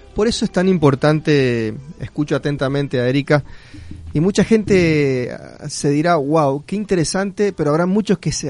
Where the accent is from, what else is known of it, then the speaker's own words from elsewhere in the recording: Argentina; nuestra nación argentina